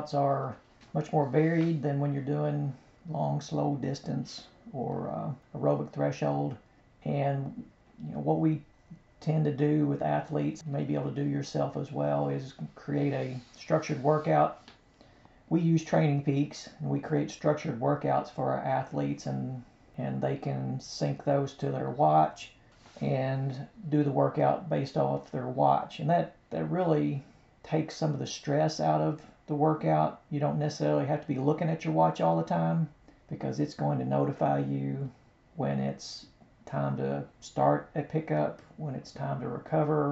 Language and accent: English; Kentucky, United States; we're from Kentucky